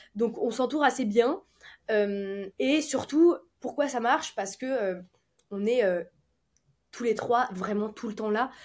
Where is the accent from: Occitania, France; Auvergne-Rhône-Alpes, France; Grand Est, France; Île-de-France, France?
Auvergne-Rhône-Alpes, France; Lyon; now in Nice, France; on est lyonnais.